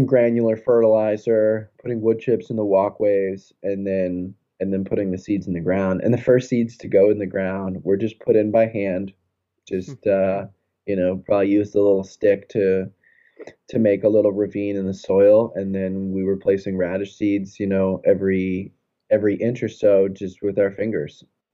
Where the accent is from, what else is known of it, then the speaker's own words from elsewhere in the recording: Florida, United States; now in New England, United States; I'm from Florida